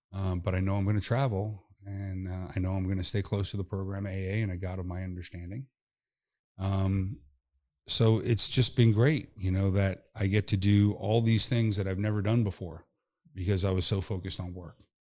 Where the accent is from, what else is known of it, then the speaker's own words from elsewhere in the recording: North Palm Beach, Florida, United States; my hometown in North Palm.